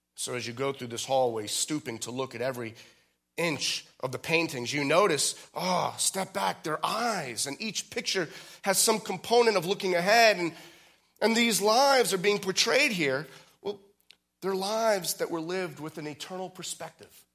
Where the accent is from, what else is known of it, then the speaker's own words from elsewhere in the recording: outside of San Francisco, California, United States; I was born outside of San Francisco